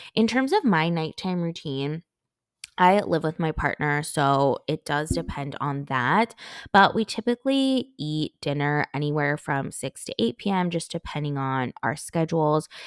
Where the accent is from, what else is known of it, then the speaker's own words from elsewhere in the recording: California, United States; moved away; as a Cali girl, I grew up in California